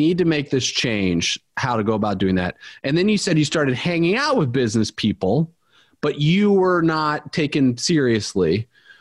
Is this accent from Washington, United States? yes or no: no; Indiana, United States; growing up in Indiana